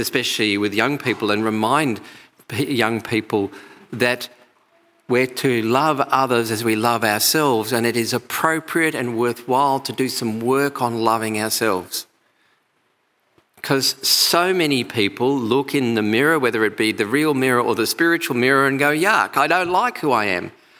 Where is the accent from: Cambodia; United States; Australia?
Australia; also born or lived in England; I came out to Australia from England when I was 8 years old, and I went back when I was 25.